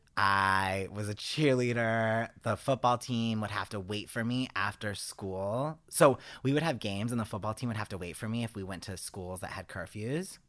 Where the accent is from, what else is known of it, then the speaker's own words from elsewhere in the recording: East Coast, United States; accent: East Coast; my East Coast accent